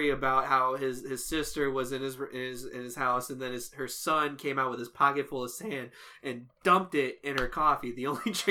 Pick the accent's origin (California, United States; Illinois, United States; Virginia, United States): Illinois, United States; Chicago; I mean, obviously I, I'm from Chicago. I go to Chicago a lot.